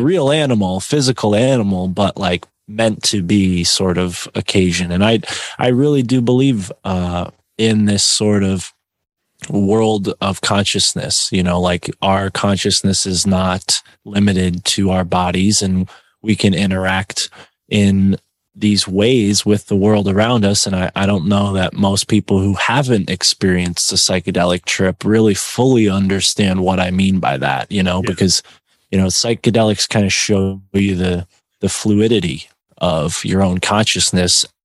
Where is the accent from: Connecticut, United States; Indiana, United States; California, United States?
Connecticut, United States; a town near New Haven; I'm not from New Haven, I'm from a town nearby